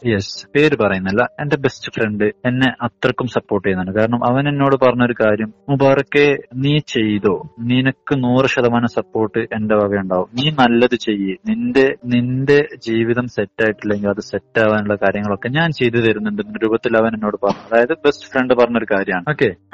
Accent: Kerala, India

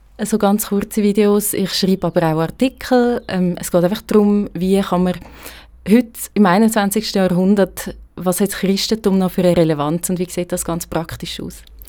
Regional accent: Aargau, Switzerland; moved away as an adult; also born or lived in Zurich; now in Bern, Switzerland; aufgewachsen bin ich im Aargau und ich glaube, das hört man schon auch noch ein bisschen

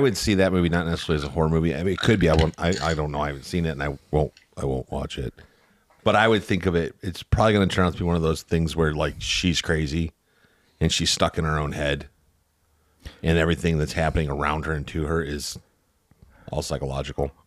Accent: Northwest Indiana, United States; I grew up in Northwest Indiana, so, like, Hammond, Gary, Portage, Valpo area

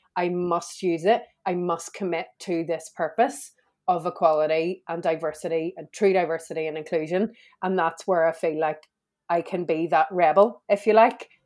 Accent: Belfast, Northern Ireland, United Kingdom; I grew up in Belfast.

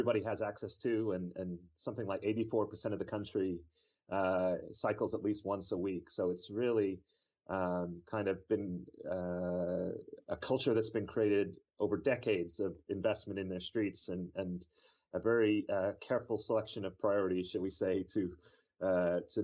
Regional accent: Toronto, Ontario, Canada; moved away as an adult; also born or lived in Vancouver, Canada; now in Delft, Netherlands; I am a Canadian who grew up in the Toronto area, spent the past 10 or 12 years in Vancouver

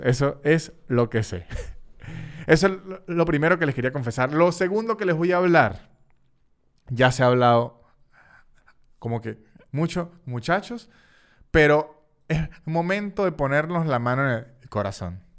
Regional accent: Venezuela; en Venezuela teníamos la vieja costumbre

